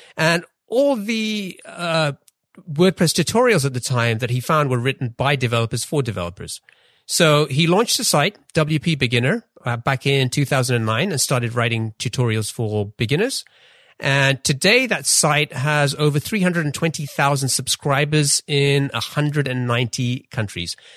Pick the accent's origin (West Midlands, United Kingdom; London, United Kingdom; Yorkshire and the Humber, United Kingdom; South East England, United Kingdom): London, United Kingdom; also born or lived in Pakistan / Denmark; I grew up in, I grew up in London